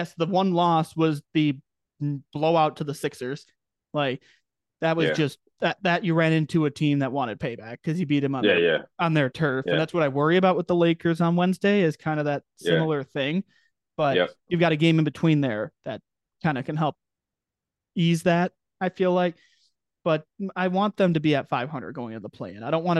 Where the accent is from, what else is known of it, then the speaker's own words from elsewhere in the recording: Dwight, Illinois, United States; I'm from Dwight, born and raised, small town USA, 4,000 people.